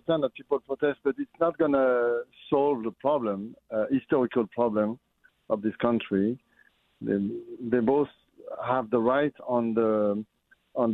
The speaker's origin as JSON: {"language": "English", "town": "Lyon", "region": "Auvergne-Rhône-Alpes", "country": "France", "tie": "born or raised there", "moved": "as an adult", "lives_now": "United States", "said": "when I was young, you know, in France, in Lyon, because I'm from Lyon, I always have in mind of this croissant or this baguette sandwich that I had when I was young in school"}